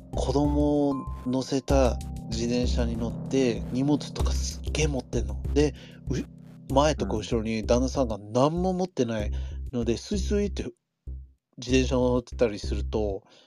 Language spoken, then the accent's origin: Japanese; Los Angeles, California, United States; moved away as an adult; now in Japan; 俺はロ LA 生まれ LA 育ちだか